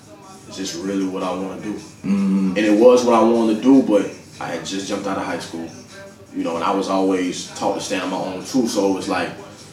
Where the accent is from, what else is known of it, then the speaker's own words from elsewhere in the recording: Madison, Wisconsin, United States; now in Greensboro, United States; originally I'm from Madison, Wisconsin.